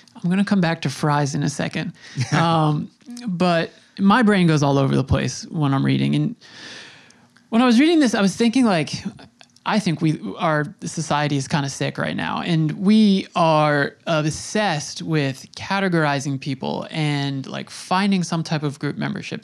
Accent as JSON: {"language": "English", "area": "Long Island", "region": "New York", "country": "United States", "tie": "born or raised there", "said": "I'm I'm in New York, I grew up on Long Island"}